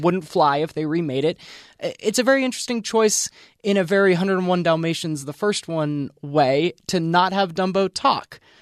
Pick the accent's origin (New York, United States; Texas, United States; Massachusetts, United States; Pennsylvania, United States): Pennsylvania, United States; I grew up in Pennsylvania